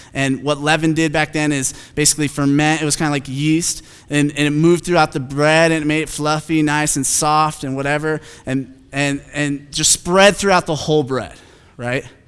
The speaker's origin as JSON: {"language": "English", "town": "Phoenix", "region": "Arizona", "country": "United States", "said": "I'm from Phoenix"}